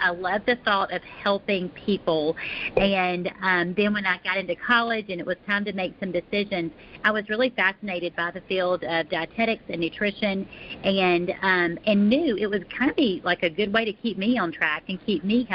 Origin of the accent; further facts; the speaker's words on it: Alabama, United States; now in Texas, United States; I am originally from Alabama. My family and I, we live north of Dallas in the great state of Texas